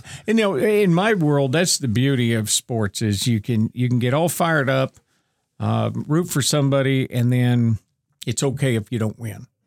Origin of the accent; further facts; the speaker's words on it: Northeastern Ohio, United States; moved away as an adult; also born or lived in Owensboro; I, I was born and raised in Northeastern Ohio